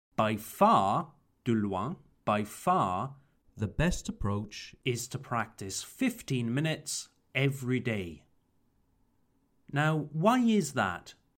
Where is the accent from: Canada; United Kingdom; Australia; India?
United Kingdom; Wales; my home country, Wales